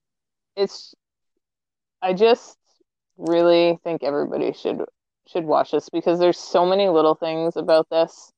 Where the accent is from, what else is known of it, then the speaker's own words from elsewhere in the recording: Maine, United States; moved away; I grew up in Maine where the gas station is an agency liquor store